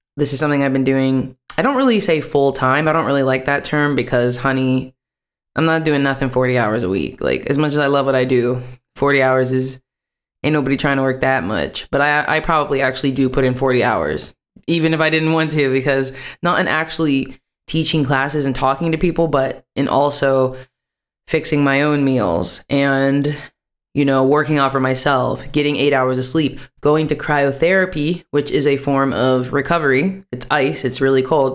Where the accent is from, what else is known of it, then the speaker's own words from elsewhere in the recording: West Virginia, United States; moved away as an adult; also born or lived in New York City, United States / Washington, D.C., United States; now in Amsterdam, Netherlands; I lived in West Virginia still the majority of my life